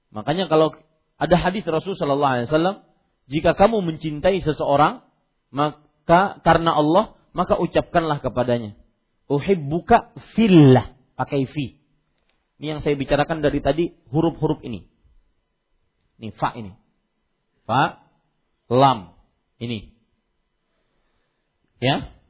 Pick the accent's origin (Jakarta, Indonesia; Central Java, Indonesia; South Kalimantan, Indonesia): South Kalimantan, Indonesia; Kalau kita orang Banjar biasanya kalau bersumpah lillahi taala.